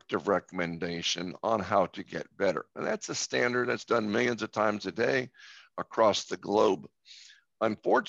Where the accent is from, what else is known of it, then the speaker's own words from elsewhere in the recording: Tampa Bay area, Florida, United States; I'm from the Tampa Bay area, which has many beaches along its shore.